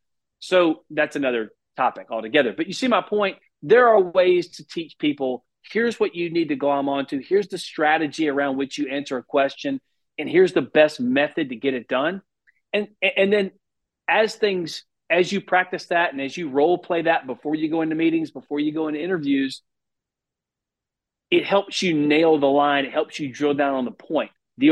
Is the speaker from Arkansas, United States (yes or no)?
yes; Arkansas, United States; Now I don't care how thick my accent gets when I show up in Oxford for a game, or when I see some of my old fraternity brothers and we're out duck hunting or whatever. When I go back to Arkansas